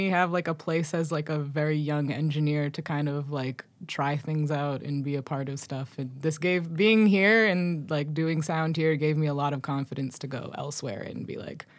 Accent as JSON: {"language": "English", "town": "Boston", "region": "Massachusetts", "country": "United States", "tie": "born or raised there", "said": "I was born in Boston, Massachusetts. I'm a first generation American of Moroccan immigrant parents. I grew up in like a south suburb of Boston."}